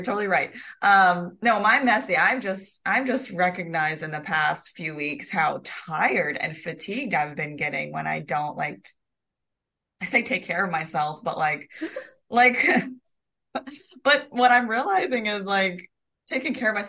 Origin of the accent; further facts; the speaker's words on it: the South, United States; because I'm from the South